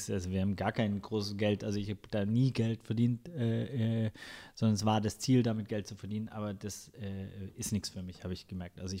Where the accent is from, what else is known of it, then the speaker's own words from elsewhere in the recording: Ludwigsburg, Baden-Württemberg, Germany; Die vier, das sind eher, wir sind halt zusammen in Ludwigsburg aufgewachsen.